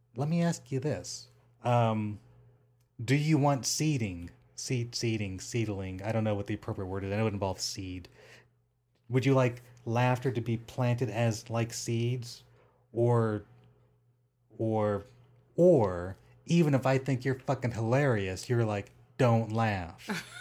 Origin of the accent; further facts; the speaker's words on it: Rancho Cucamonga, California, United States; now in Las Vegas, United States; I grew up in Rancho Cucamonga